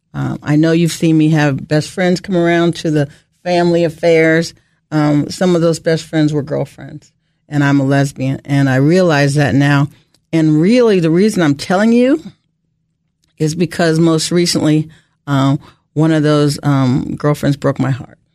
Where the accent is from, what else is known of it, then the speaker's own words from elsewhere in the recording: Bethesda, Maryland, United States; also born or lived in Ohio / Rockville, Maryland; I grew up in Bethesda, Maryland.